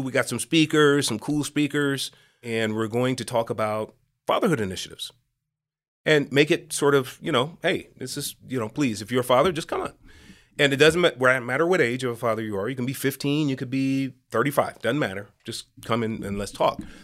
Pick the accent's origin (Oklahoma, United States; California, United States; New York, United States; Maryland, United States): California, United States; San Francisco; now in Los Angeles, United States; I was raised in Hunters Point in San Francisco